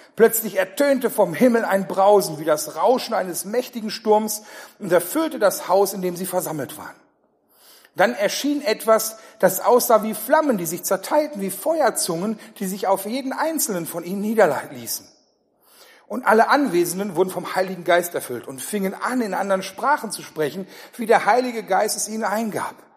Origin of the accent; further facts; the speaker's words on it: Ruhr area, North Rhine-Westphalia, Germany; ich komme eher so aus Richtung Ruhrgebiet